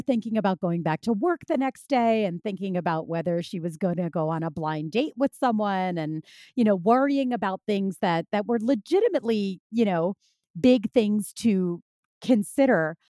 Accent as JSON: {"language": "English", "town": "Philadelphia", "region": "Pennsylvania", "country": "United States", "tie": "born or raised there", "moved": "as an adult", "lives_now": "New York City, United States", "said": "they continued on to Philadelphia, which is, that's my hometown"}